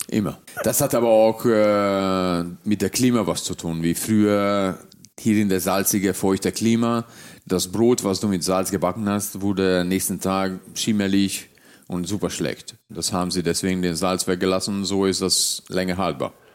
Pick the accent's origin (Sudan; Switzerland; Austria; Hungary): Hungary; also born or lived in Göttingen, Germany / southern Germany; now in Mallorca, Spain; gebürtiger Ungar